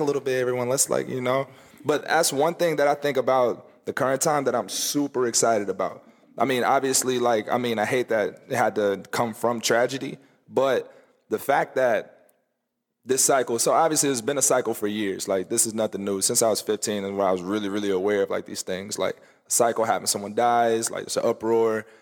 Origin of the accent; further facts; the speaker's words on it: the South, United States; growing up in the South